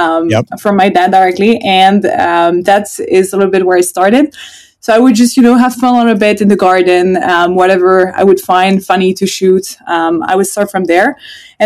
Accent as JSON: {"language": "English", "country": "Switzerland", "tie": "born or raised there", "also_born_or_lived": "Sweden", "said": "initially I'm from Sweden. So I have half my family coming from Sweden, half of it's coming from France. And then we moved when I was a kid to Switzerland. So I've been living my whole life in Switzerland"}